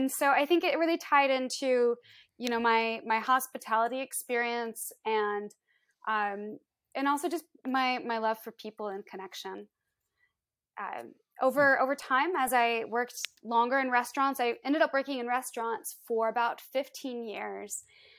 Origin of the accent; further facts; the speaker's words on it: Iowa, United States; Well, so growing up, I am from the Midwest in the States. I'm from Iowa. And we moved around a lot.